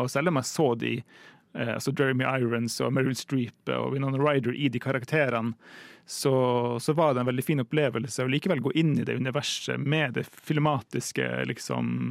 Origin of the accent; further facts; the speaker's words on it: Tromsø, Troms, Norway; Jeg kommer jo fra Tromsø